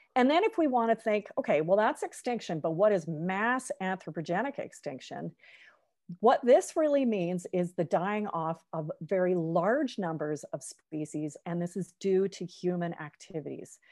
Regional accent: Victoria, British Columbia, Canada; I grew up in Victoria on, uh, the, uh, west coast of Canada

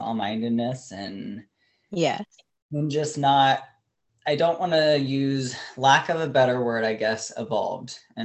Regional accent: Ohio, United States; growing up in Ohio

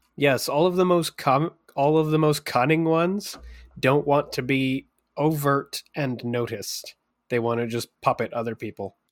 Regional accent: Canada

